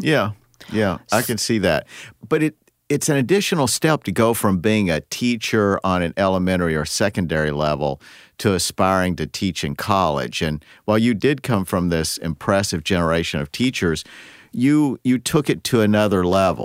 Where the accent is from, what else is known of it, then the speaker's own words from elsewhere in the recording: Midwest, United States; growing up in the Midwest